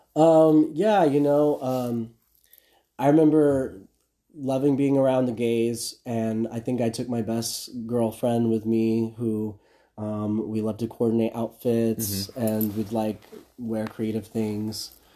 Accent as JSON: {"language": "English", "town": "Midland", "region": "Texas", "country": "United States", "tie": "born or raised there", "also_born_or_lived": "Lubbock, Texas", "moved": "as an adult", "lives_now": "Los Angeles, United States", "said": "I'm from Midland, Texas. It's okay. a small city in West Texas"}